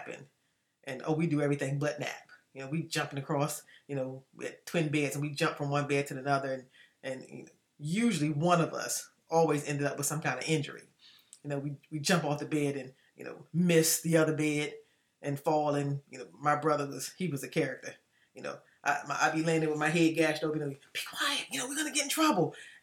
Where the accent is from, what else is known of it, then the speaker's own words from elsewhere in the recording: Washington, District of Columbia, United States; I grew up in Washington, D.C., and I am the fifth of six children